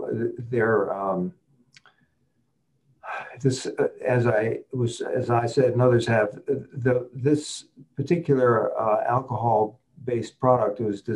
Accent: East Coast, United States; Even we're from the East Coast, but I go out to the West quite a bit where it's quite dry

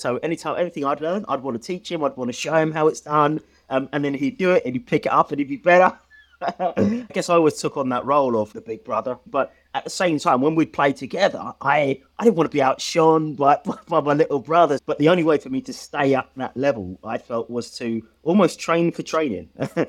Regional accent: Stevenage, East of England, United Kingdom; So I grew up in Stevenage in Hertfordshire, a brother and sister, a single parent kind of upbringing.

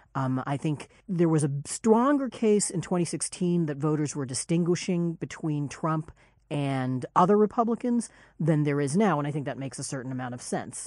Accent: Kansas, United States; I'm from Kansas

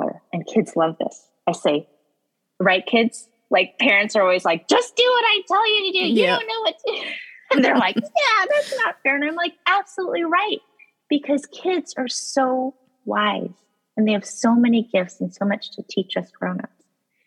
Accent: Colorado, United States; now in Boston, United States; I was born and raised in Colorado

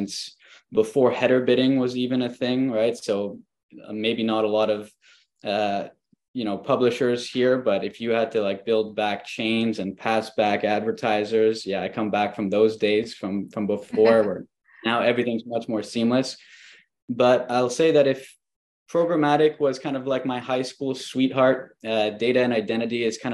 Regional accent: Montreal, Quebec, Canada; also born or lived in Valencia, Spain; I am from Montreal

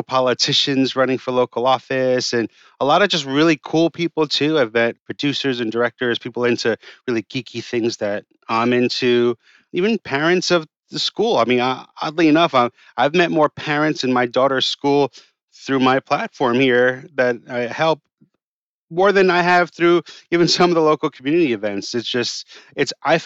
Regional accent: New York City, New York, United States; And I grew up on the Upper East Side. I grew up in Yorkville, you know, all my life.

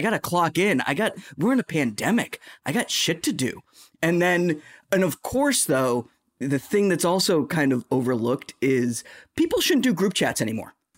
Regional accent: Boston, Massachusetts, United States; accent: Boston; I'm from Boston

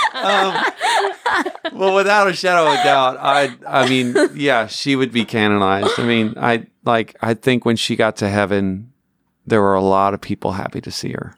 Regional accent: Newfoundland and Labrador, Canada; I grew up in Newfoundland, Canada

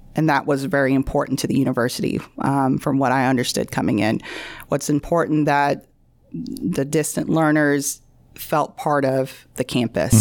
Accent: Bossier City, Louisiana, United States; I am from Bossier

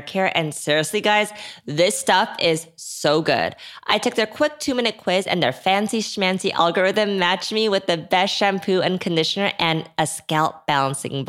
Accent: South Korea; now in United States; when I grew up in Korea

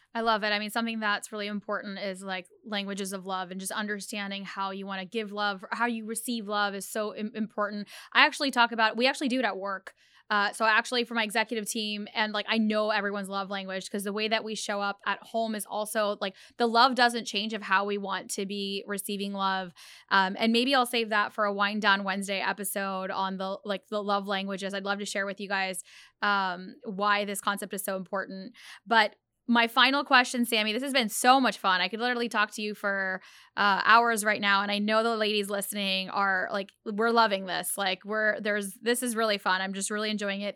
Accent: Pakistan; I'm Pakistani

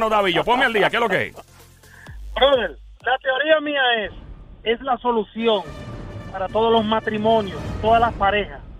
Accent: Dominican Republic; now in New York, United States; Dominicano, pero vivo aquí, en Dykeman. aquí en Nueva York.

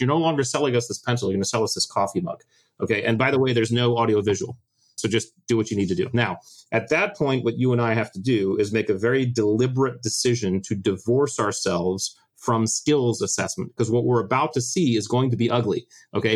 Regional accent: Connecticut, United States; I grew up in the States in Connecticut and joined the Navy in 1996.

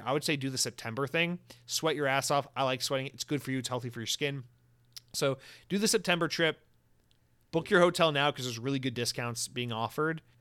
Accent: the South, United States; now in Florida, United States; I'm, I'm from the South

